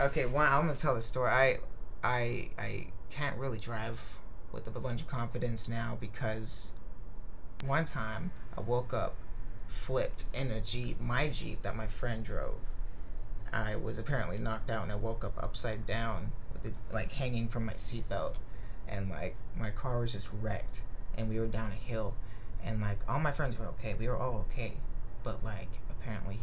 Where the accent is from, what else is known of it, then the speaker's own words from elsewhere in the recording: Hawaii, United States; moved away as an adult; I'm from Hawaii.